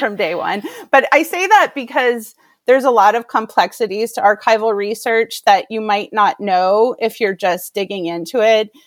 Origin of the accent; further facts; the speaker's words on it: Maine, United States; I grew up in Maine, and I was working in Portland, Maine, in television production